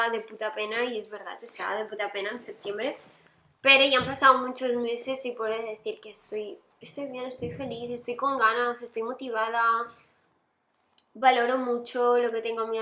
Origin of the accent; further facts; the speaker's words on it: Colombia; No, no nena, soy colombiana.